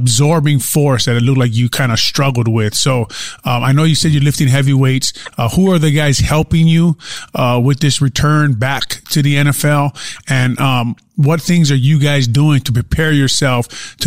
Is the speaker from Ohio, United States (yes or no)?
no; Hawaii, United States; growing up in Hawaii